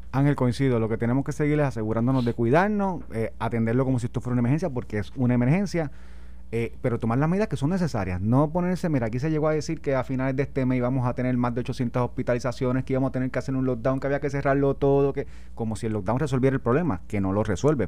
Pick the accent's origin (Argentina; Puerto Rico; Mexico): Puerto Rico; los puertorriqueños que somos ciudadanos americanos